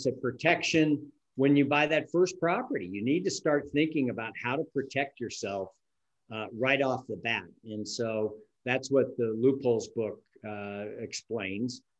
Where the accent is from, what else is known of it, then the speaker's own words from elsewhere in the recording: San Francisco Bay Area, California, United States; moved away as an adult; now in Reno, United States; I grew up in the San Francisco Bay Area